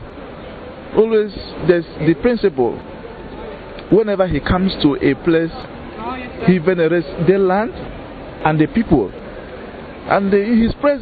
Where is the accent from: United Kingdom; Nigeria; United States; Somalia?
Nigeria; I am from Fanita Archdiocese in Nigeria